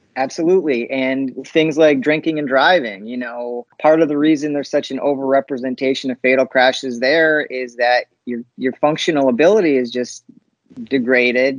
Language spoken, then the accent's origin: English; Upper Peninsula of Michigan, United States; I'm from the Upper Peninsula